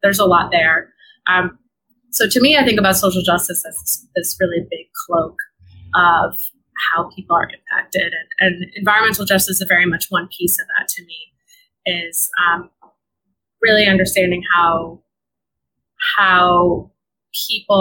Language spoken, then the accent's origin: English; California, United States; now in Brooklyn, United States; I am originally from California